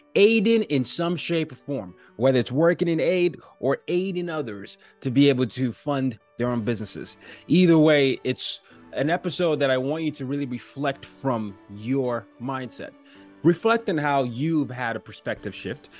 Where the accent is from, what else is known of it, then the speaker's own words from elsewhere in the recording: Nigeria; I'm from Nigeria